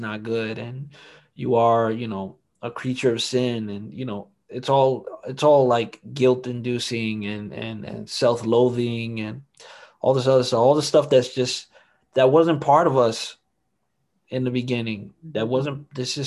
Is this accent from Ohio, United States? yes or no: no; New York City, New York, United States; also born or lived in Harlem, New York / Washington Heights, Manhattan; We moved to the Bronx when I was about six